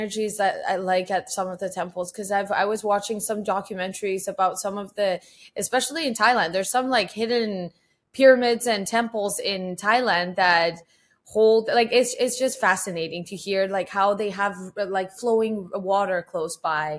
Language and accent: English; Tehran, Tehran Province, Iran; Yes, I was born in Tehran, which is the capital city of Iran. And it is the busiest place. It's like Mexico City. It's super busy, super congested, huge population, chaos. but we grew up there